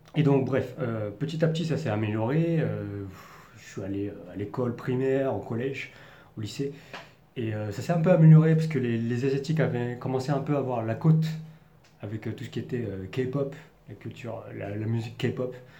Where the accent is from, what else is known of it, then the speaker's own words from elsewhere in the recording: Paris region, Île-de-France, France; accent: parisien; moved away as an adult; now in Taiwan; je suis né et je et j'ai grandi en France, donc en région parisienne